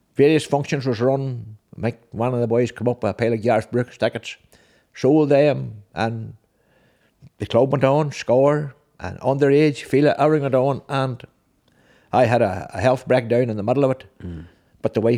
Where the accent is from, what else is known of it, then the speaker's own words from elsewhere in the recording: Six Towns, Northern Ireland, United Kingdom; six towns.